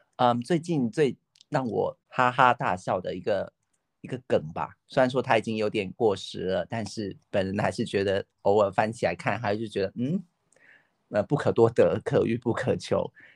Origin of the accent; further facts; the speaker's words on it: southern China, China; accent: southern; 听口音应该很清楚，我就是生活在南方的一个人